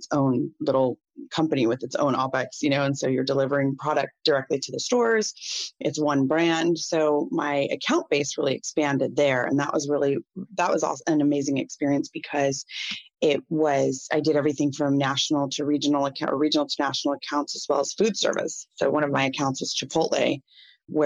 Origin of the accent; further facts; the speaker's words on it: Northern California, United States; moved away as an adult; now in San Diego, United States; I grew up in Northern California